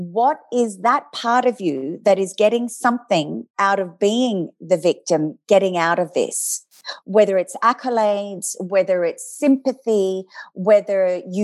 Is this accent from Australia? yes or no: yes; Adelaide, South Australia, Australia; moved away; I grew up in Adelaide